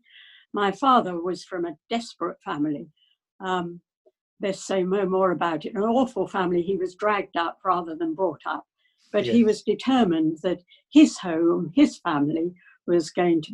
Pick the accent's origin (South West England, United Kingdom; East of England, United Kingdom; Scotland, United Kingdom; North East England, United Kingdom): East of England, United Kingdom; Colchester; moved away as an adult; also born or lived in Japan; I was born in Colchester. I still live in the same house.